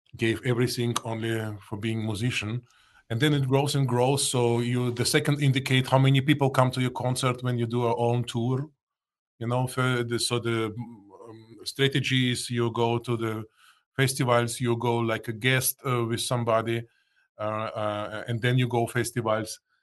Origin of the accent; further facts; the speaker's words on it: Russia; English is a second language; now in Austria; I was born in Soviet Union, Russia. I have still my parents in Moscow